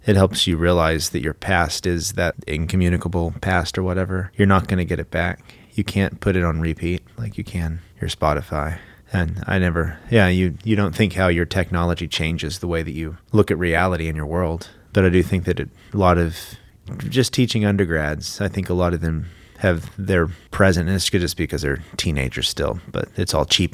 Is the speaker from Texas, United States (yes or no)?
yes; Burleson, Texas, United States; moved away; my hometown of Burleson